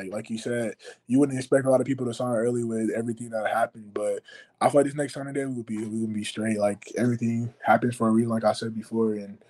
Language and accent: English; Florida, United States; So, like, my childhood conference, so my dream school, I'm from Florida.